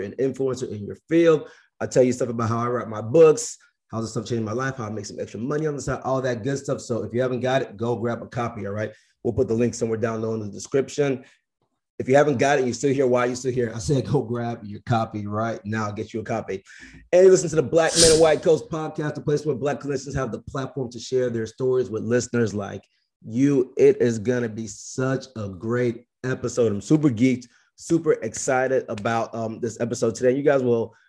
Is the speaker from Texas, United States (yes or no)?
yes; League City, Texas, United States; I grew up in League City right outside of Houston